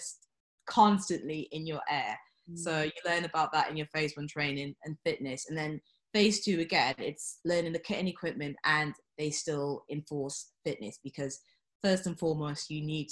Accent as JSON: {"language": "English", "region": "London", "country": "United Kingdom", "tie": "born or raised there", "moved": "as an adult", "said": "growing up in London, it's very diverse"}